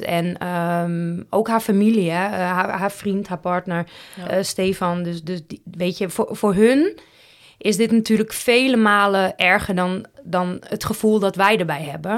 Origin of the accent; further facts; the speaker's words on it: Roosendaal, North Brabant, Netherlands; also born or lived in Huijbergen; in mijn paspoort staat gewoon Roosendaal en Nispen. Dus ik denk dat dat, of ja, dat is gewoon de gemeente waar ik geboren ben